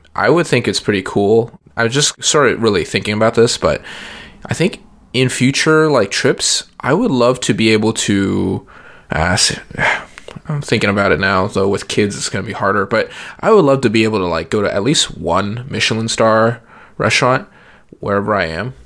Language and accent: English; San Antonio, Texas, United States; moved away; I grew up in San Antonio